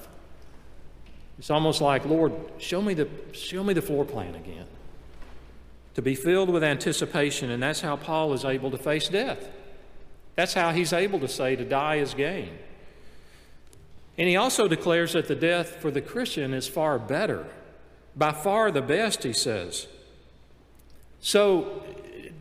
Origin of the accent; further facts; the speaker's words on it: Montgomery, Gadsden, Alabama, United States; We moved from Montgomery, Alabama to Gadsden, Alabama